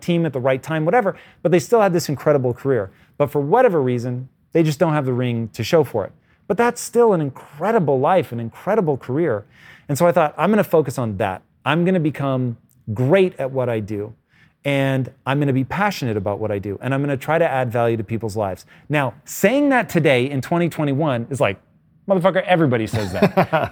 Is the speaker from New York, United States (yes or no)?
no; Tacoma, Washington, United States; a child of the eighties, growing up in Tacoma, Washington, basically bordering on rural